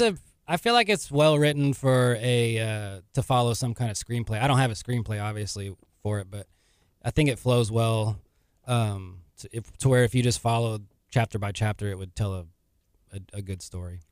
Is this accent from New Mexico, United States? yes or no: no; League City, Texas, United States; I'm from Leak City, Texas